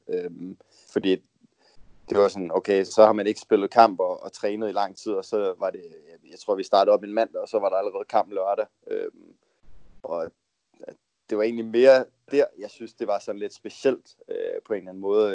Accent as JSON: {"language": "Danish", "country": "Denmark", "moved": "as an adult", "said": "vi er jo tre danskere, der bor her ved siden af hinanden heroppe"}